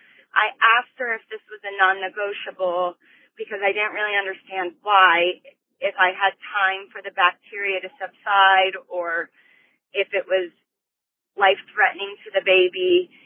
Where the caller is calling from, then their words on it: Denver, Colorado, United States; I'm calling from Denver.